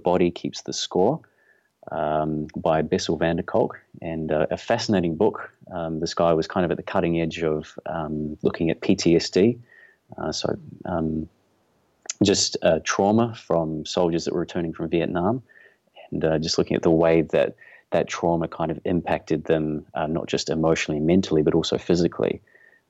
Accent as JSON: {"language": "English", "region": "Auckland", "country": "New Zealand", "tie": "born or raised there", "said": "I was born and raised here in Auckland"}